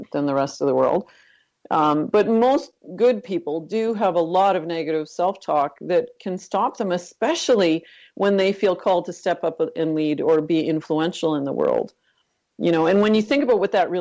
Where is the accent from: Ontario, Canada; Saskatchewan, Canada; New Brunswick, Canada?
Ontario, Canada; Northern; I actually grew up in Northern Canada, Northern Ontario